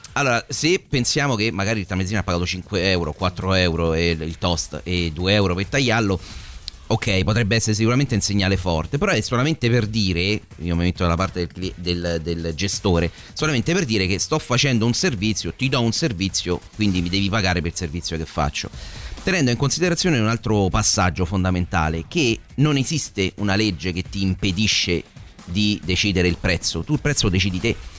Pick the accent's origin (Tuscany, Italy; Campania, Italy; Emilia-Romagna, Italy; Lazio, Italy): Lazio, Italy; Rome; chiaramente siamo tutti di Roma, io sono di una borgata e Tor Vergata